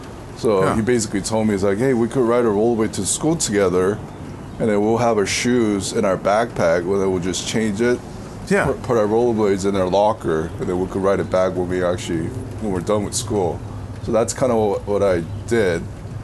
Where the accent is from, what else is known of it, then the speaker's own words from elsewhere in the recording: California, United States; back in the 90s, growing up in Southern California, there was a lot of stuff that was happening.